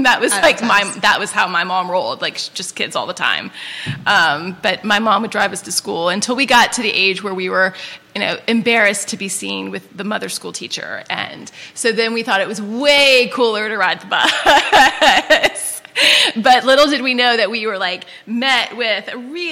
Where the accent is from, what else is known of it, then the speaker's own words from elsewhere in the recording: Powhatan, Virginia, United States; moved away as an adult; also born or lived in San Diego / Oregon; I grew up in Powhatan, Virginia, right outside of Richmond.